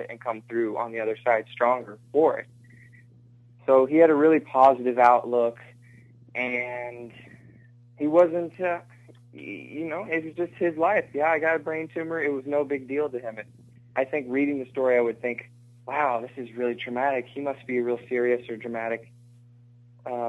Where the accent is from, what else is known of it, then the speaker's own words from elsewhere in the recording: Texas, United States; I played basketball growing up in Texas